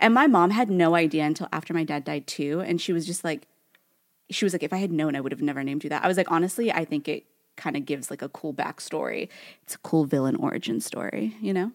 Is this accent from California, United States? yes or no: yes; Newark, California, United States; accent: Californian Valley Girl; I grew up in Newark, and Newark is, like, this, like, donut hole of a city within Fremont in the Bay Area.